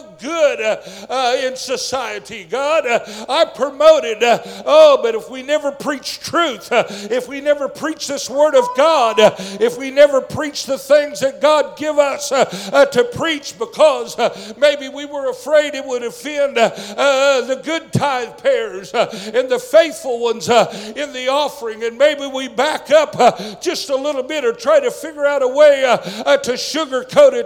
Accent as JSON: {"language": "English", "country": "United States", "said": "I'm still an American"}